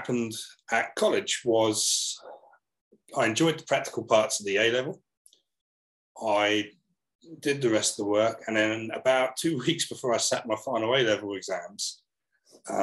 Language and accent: English; Portsmouth, South East England, United Kingdom; I come from Portsmouth on the south coast of the UK. My dad was, when I was growing up, my dad was an electrician